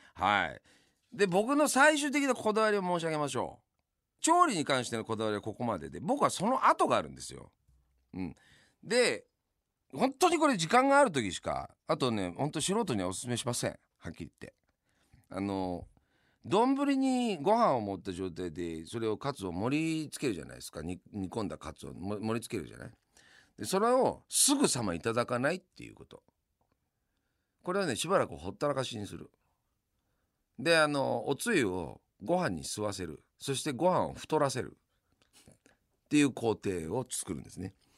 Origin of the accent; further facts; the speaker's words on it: Yamanashi, Japan; 私の地元山梨県ではですね